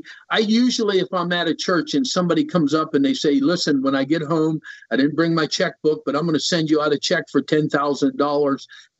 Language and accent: English; Central City, Pennsylvania, United States; also born or lived in North Dakota / Minnesota / Kentucky / Florida; I lived in Minnesota, North Dakota. I was born in North Dakota. We always had our roots. Our home was always here in Pennsylvania in a rural area, Central City.